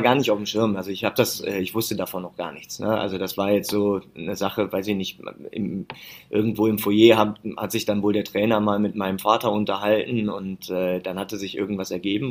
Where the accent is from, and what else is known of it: near Leverkusen, North Rhine-Westphalia, Germany; born or raised there